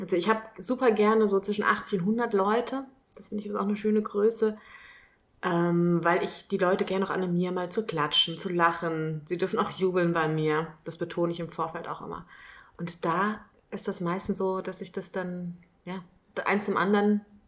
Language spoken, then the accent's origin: German; Kelkheim, Hesse, Germany; also born or lived in Frankfurt; now in Ruppertshain, Germany; Ich bin mal gebürtige Kelkheimerin